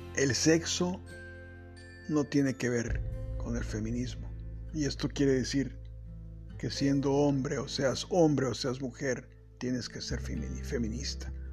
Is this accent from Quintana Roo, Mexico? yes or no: no; Acapulco, Guerrero, Mexico; Soy originario de Acapulco